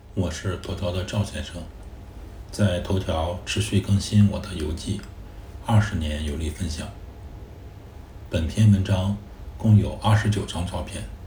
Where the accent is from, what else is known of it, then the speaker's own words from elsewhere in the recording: China; 我是中国人，我爱我的祖国